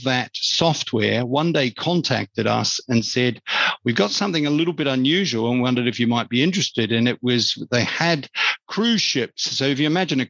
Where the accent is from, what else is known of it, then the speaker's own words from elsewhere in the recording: New Zealand; moved away as an adult; also born or lived in London; I grew up on a farm in a rural New Zealand. You can probably pick that from my accent